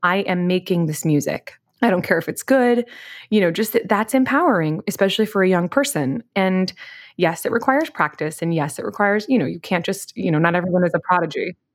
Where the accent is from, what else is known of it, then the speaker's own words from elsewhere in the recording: Wichita, Kansas, United States; I grew up in Wichita, Kansas